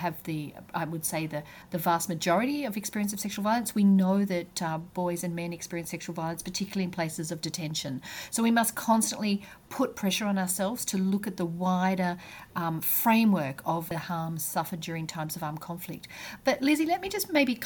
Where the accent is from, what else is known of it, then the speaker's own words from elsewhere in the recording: Australia; moved away; being an Australian